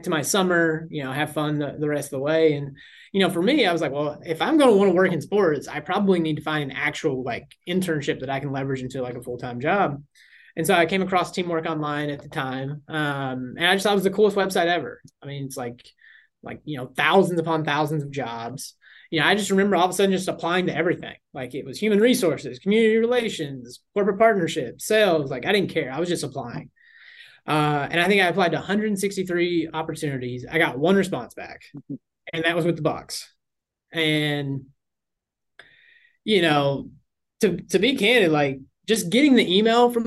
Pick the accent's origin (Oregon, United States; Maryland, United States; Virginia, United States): Virginia, United States; Southwest; moved away as an adult; now in New York, United States; I'm originally from Southwest Virginia, like right on the Kentucky border, basically farmland